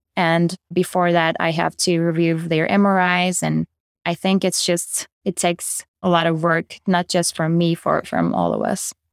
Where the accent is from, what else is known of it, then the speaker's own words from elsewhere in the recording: Turkey; moved away as an adult; also born or lived in Chicago, United States; now in Kentucky, United States; I am originally from Turkey. I did my medical school and residency back in Turkey